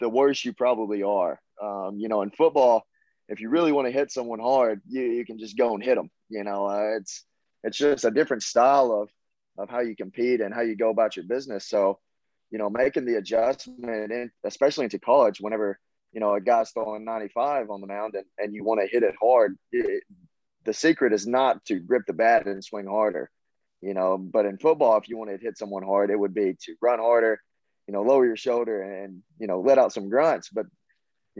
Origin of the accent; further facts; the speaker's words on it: Lexington, Tennessee, United States; accent: Southern; moved away as an adult; now in Knoxville, United States; I come from a small town in Lexington, Tennessee